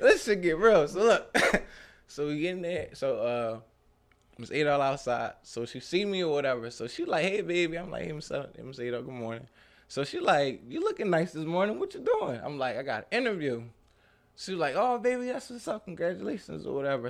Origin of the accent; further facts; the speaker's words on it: Philadelphia, Pennsylvania, United States; I'm from North Philly, you know, single parent home